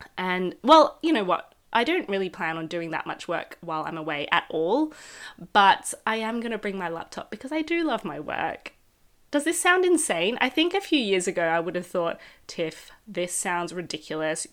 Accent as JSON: {"language": "English", "town": "Melbourne", "region": "Victoria", "country": "Australia", "moved": "yes", "said": "I'm from Australia, uh, Melbourne"}